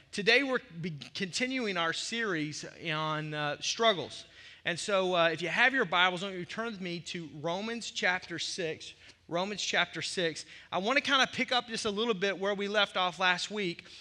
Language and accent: English; the South, United States; also born or lived in Arkansas; now in Milwaukee, United States; As a kid growing up in the South